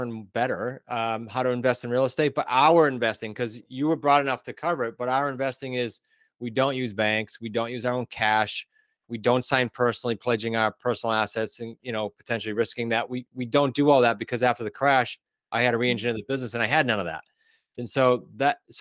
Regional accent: New England, United States; We are from New England

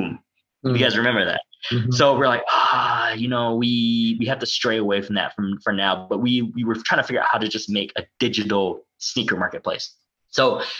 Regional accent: United States; I'm Asian American

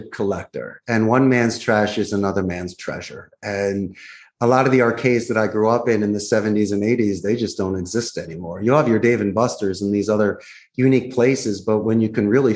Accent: Philadelphia, Pennsylvania, United States; moved away as an adult; now in Costa Rica; I'm not from Costa Rica. I'm from Philadelphia.

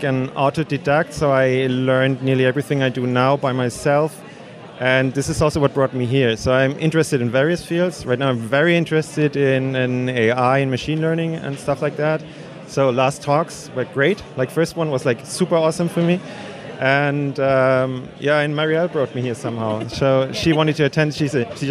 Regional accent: Nuremberg, Bavaria, Germany; I'm from Nuremberg, Germany.

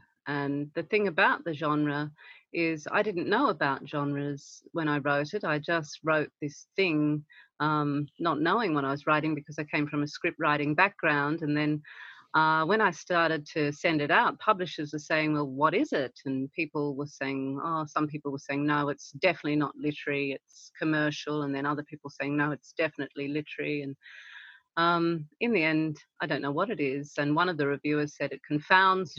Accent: Quandamooka region, southeast Queensland, Australia; where I grew up in the Quandamooka region, which is basically the southeast Queensland, like the Moreton Bay Islands and that coastal fringe land

